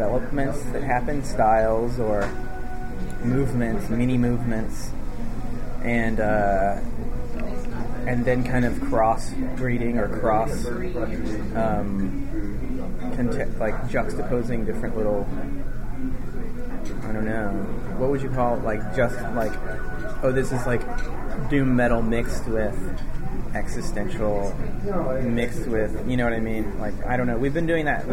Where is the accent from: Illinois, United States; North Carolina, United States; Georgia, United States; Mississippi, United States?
North Carolina, United States; Chapel Hill; we grew up in Chapel Hill